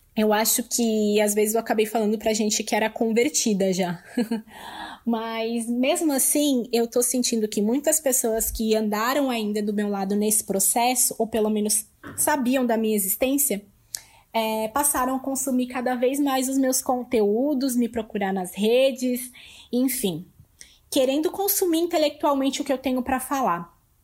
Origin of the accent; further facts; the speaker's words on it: Lages, Santa Catarina, Brazil; now in São Paulo, Brazil; eu sou natural de Laje, Santa Catarina, mas hoje eu moro em São Paulo